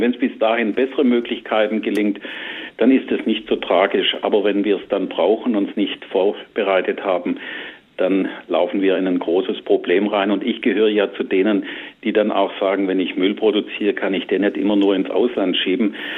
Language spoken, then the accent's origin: German; Southern Germany, Germany; saurer Sprudel, mhm. sagt man bei uns im Süden